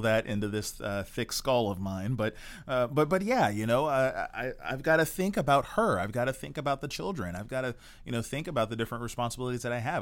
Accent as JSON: {"language": "English", "country": "United States", "said": "we're American"}